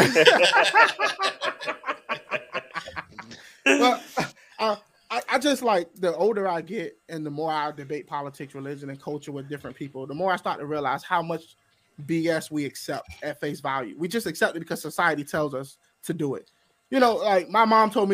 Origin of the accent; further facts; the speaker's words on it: Georgia, United States; I'm actually from Georgia